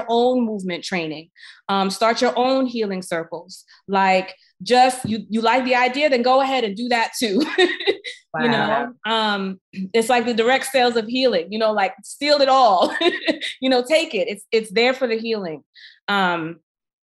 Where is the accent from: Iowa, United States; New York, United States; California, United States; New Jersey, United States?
New York, United States; New York City; I'm a New Yorker